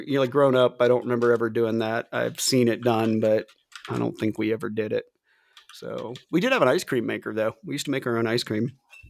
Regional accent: Ohio, United States; moved away; also born or lived in Florida; growing up in the Midwest in Ohio.

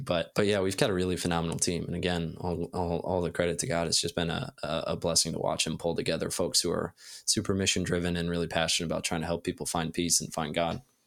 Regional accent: Ohio, United States; moved away; also born or lived in Silicon Valley, California; I grew up in Ohio

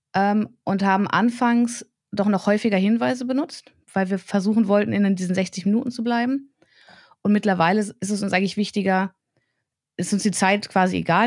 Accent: Braunschweig, Lower Saxony, Germany; Ich bin halt hier geboren, ich bin hier aufgewachsen, lebe hier

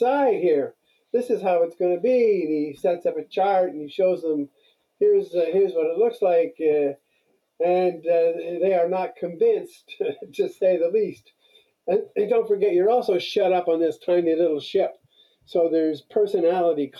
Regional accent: Montreal, Quebec, Canada; I grew up in Montreal myself, so I know a bit about winter.

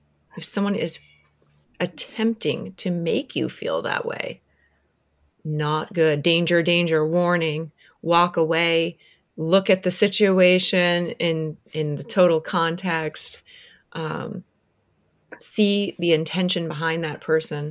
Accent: Orlando, Florida, United States; I grew up in Orlando

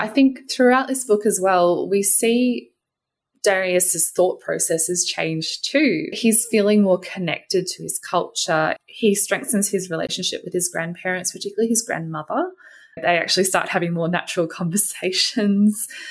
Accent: Australia; My hmm. parents were both born in Australia. I was born in Australia, and I'm not a visible minority

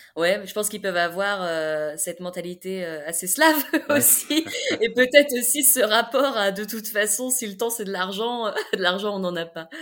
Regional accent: France; accent: French; moved away; also born or lived in Serbia; avec mon accent français

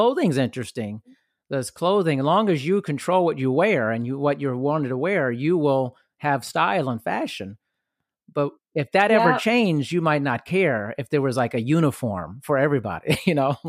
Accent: Germany; Like, I grew up partially in Europe and Germany

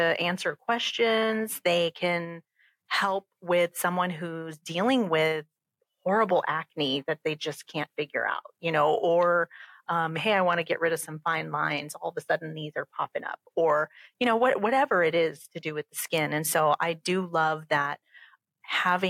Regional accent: Southern California, United States; moved away as an adult; now in St. Louis, United States; I grew up in California and Southern California.

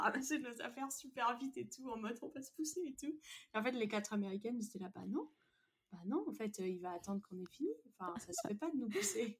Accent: France; Moi, en tant que Française

